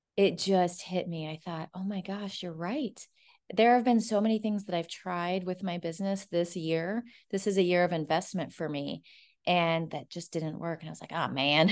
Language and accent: English; Omaha, Nebraska, United States; moved away; I'm actually from Omaha, Nebraska